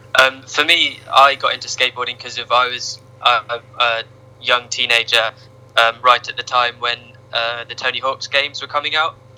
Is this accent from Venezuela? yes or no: no; Ipswich, East of England, United Kingdom; moved away as an adult; now in Norwich, United Kingdom; I grew up in Ipswich